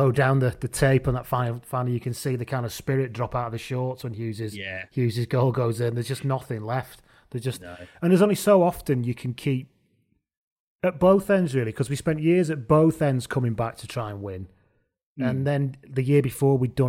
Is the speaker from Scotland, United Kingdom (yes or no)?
no; Greater Manchester, North West England, United Kingdom; I'm from the other side of what is Greater Manchester.